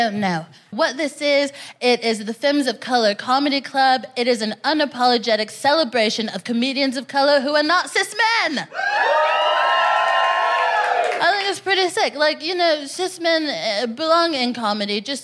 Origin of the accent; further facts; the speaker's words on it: Texas, United States; moved away as an adult; now in London, United Kingdom; I'm from Texas, personally.